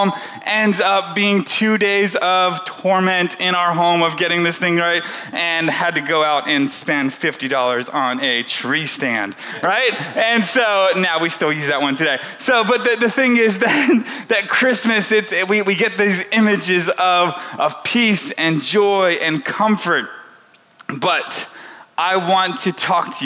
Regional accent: the South, United States; moved away; also born or lived in Central Illinois; I grew up in the South

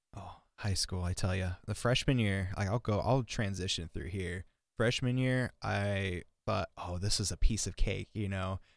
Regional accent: Milbank, South Dakota, United States; also born or lived in Las Vegas, Nevada; I literally spent half my life in Vegas and half my life in Milbank. Like, I moved here when I was nine

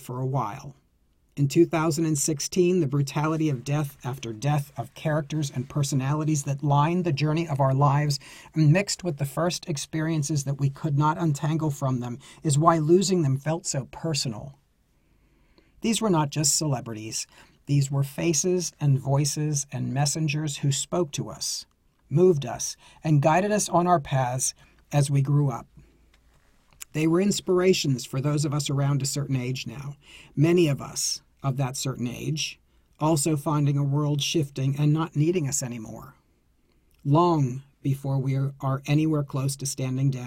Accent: Greensburg, Pennsylvania, United States; moved away as an adult; also born or lived in New York City; my hometown of Greensburg, PA

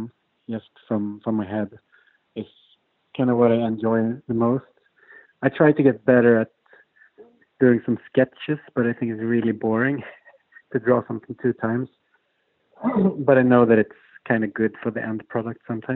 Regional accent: Stockholm, Stockholm County, Sweden; also born or lived in San Francisco / Berlin; I'm from Stockholm

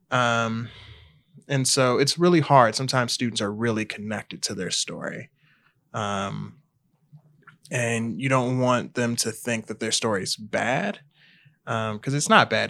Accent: Harvey, Illinois, United States; also born or lived in Country Club Hills, Illinois; I'm originally from the south suburbs of Chicago. So I grew up in Harvey

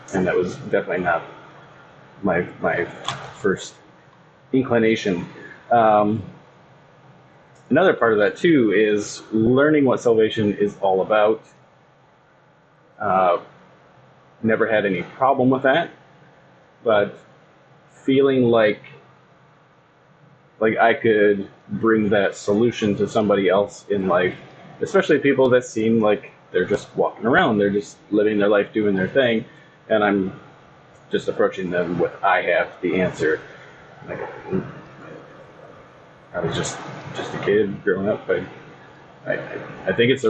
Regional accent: Kalkaska, Michigan, United States; I grew up in Calvary Baptist Church in Kalkaska. It's from where I'm sitting, it's that way.

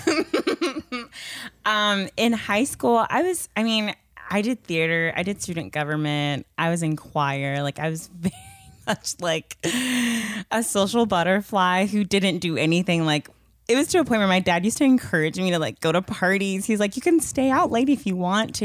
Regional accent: Chandler, Arizona, United States; also born or lived in Pleasantville, New Jersey / Bowie, Maryland; I lived there for about eight years, and then I moved to Bowie, Maryland, and I lived there for about two years. And then I moved here to Chandler, Arizona

